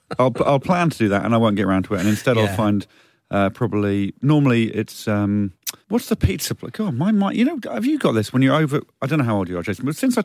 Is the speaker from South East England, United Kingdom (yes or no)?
yes; Chichester, South East England, United Kingdom; I was born and brought up in Chichester.